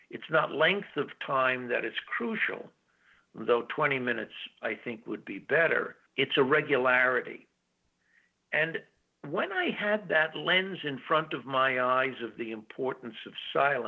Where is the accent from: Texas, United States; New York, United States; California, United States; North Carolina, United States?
New York, United States; New York City; I'm from New York City, we spent every summer up on a family farm in the Catskills in upstate New York